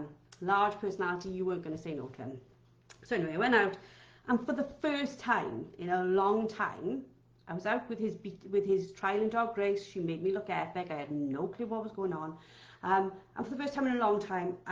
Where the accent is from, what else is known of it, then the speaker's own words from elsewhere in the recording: Wales, United Kingdom; I'm Welsh